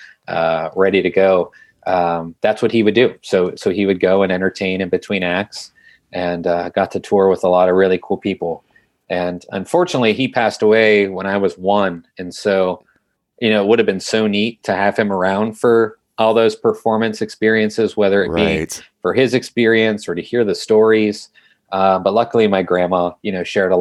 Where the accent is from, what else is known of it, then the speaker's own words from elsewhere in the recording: Youngstown, Ohio, United States; growing up in Youngstown